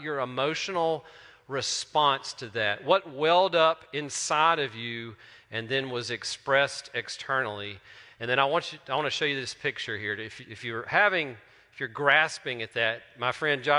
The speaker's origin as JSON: {"language": "English", "town": "Terry", "region": "Mississippi", "country": "United States", "said": "I'm from Terry."}